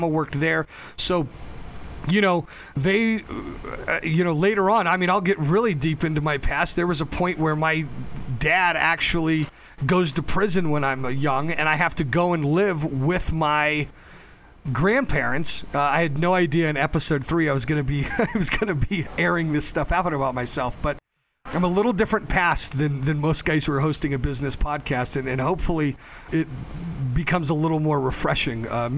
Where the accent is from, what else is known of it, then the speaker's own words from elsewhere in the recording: Denver, Colorado, United States; also born or lived in Berlin; I was born in Berlin, actually, because my dad was stationed there. But I'm from a Colorado family, a family of, you know, North Denver Italians.